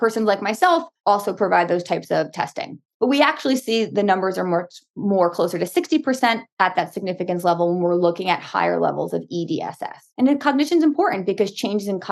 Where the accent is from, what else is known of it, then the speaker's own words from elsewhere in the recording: Long Island, New York, United States; also born or lived in Brooklyn; I grew up in Long Island, born in Brooklyn, raised in Long Island